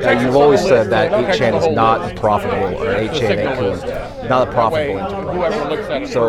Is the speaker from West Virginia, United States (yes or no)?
no; San Diego, California, United States; North County, San Diego.